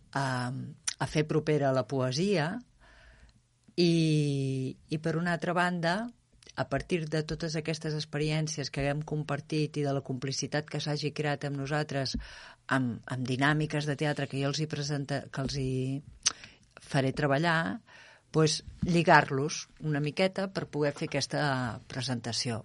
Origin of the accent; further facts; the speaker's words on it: Terrassa, Catalonia, Spain; moved away as an adult; now in Arenys de Munt, Spain; Terrassa, que és d'on sóc jo.